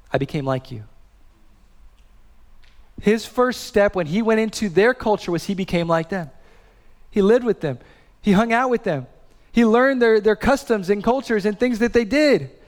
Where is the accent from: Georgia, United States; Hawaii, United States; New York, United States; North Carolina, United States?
Hawaii, United States; born there; also born or lived in Midwest; So I was born in Hawaii. I lived in the Midwest.